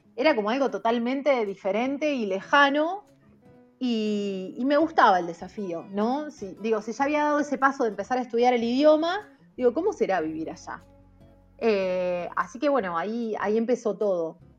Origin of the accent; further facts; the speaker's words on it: Chacabuco, Buenos Aires Province, Argentina; moved away as an adult; also born or lived in La Plata, Argentina; now in China; yo soy del interior, de Chacabuco, estaba viviendo en La Plata especialmente por mi carrera